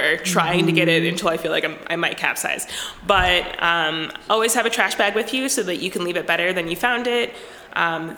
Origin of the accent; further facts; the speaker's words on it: East Coast, United States; moved away as an adult; now in Minnesota, United States; I grew up on the East Coast